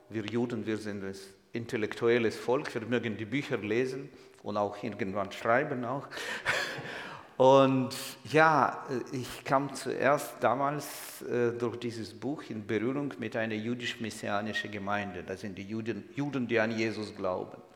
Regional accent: Kyiv, Ukraine; ich bin Jude. Ich komme ausgerechnet nicht aus Israel, sondern aus der Ukraine. Kennen Sie so ein Land? Ukraine, irgendwo weit im Osten. Ich bin in der Hauptstadt Kiew geboren und aufgewachsen

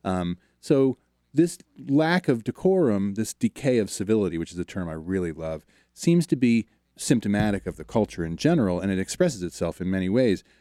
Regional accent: outside of Baltimore, Maryland, United States; I grew up outside of Baltimore

